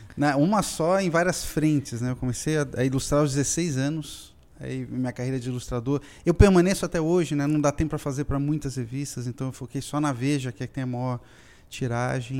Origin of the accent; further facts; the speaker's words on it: Brazil; eu sou um caricaturista brasileiro